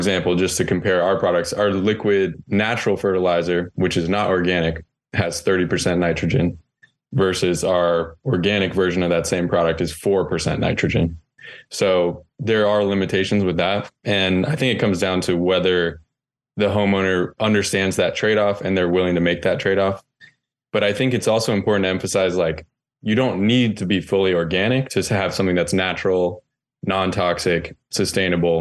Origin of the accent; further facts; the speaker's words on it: North Carolina, United States; I grew up in North Carolina and my grandfather there has a farm